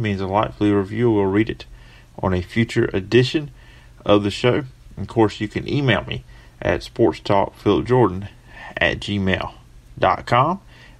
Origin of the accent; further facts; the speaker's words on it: Alabama, United States; I'm in Alabama.